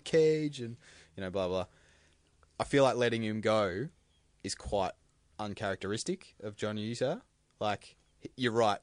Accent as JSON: {"language": "English", "country": "Australia", "said": "As an Australian"}